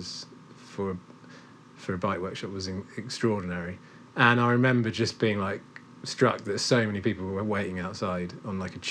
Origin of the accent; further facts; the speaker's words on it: Cambridge, East of England, United Kingdom; now in Clonakilty, Ireland; I grew up in Cambridge